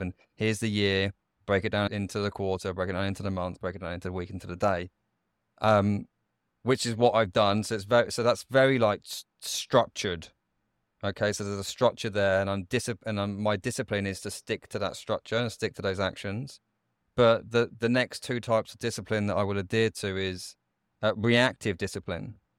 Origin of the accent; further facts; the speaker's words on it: United Kingdom; I grew up just outside of London